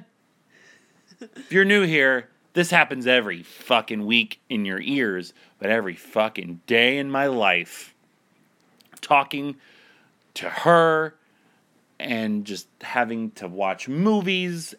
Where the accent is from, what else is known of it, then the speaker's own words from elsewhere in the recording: Akron, Ohio, United States; I was born in Akron, Ohio